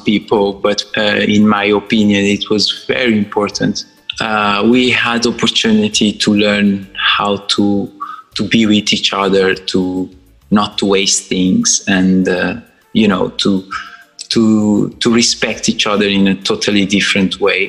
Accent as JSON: {"language": "English", "region": "Sal", "country": "Cape Verde", "tie": "born or raised there", "second_language": "English", "moved": "as an adult", "lives_now": "London, United Kingdom", "said": "I was born in Cape Verde, island of Sal, very, very dry island"}